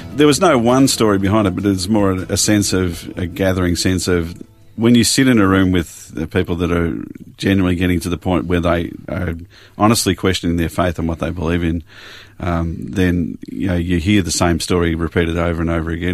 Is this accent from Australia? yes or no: yes; Springvale, Victoria, Australia; also born or lived in Glen Waverley; now in Yarra Valley, Australia; did most of my growing up in Springvale